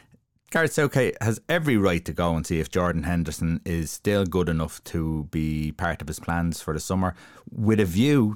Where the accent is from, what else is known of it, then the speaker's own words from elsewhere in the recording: Ireland; we're Irish, we're used to it